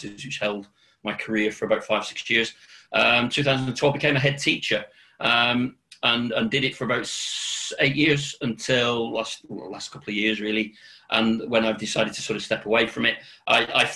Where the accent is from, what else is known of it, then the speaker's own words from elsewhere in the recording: Accrington, North West England, United Kingdom; moved away as an adult; also born or lived in North Wales / Birmingham; I'm originally from Lancashire